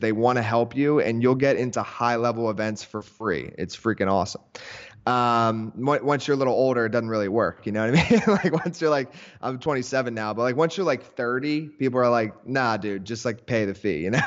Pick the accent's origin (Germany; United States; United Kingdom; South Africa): United States; Philadelphia area, Pennsylvania; now in Miami, United States; I live down in Miami now, but I'm originally from Philadelphia area, like, suburbs, so it's actually, like, an hour north of Philadelphia, and small town